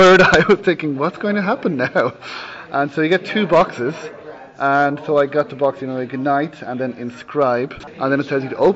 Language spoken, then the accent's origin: English; Ireland; I'm from Ireland